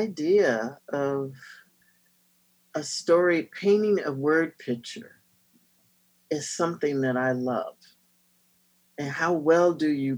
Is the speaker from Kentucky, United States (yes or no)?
no; North Carolina, United States; I'm a Southerner. I'm from North Carolina.